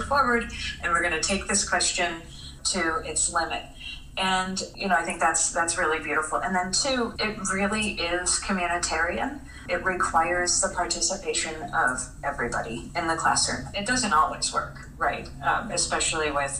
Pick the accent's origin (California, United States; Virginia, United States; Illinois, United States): Illinois, United States; Chicago; I'm a Chicagoan